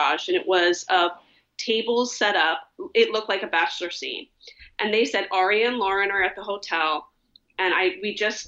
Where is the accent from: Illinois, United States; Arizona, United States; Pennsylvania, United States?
Pennsylvania, United States; Philadelphia; moved away as an adult; now in Los Angeles, United States; I'm from Pennsylvania, grew up in the Philadelphia area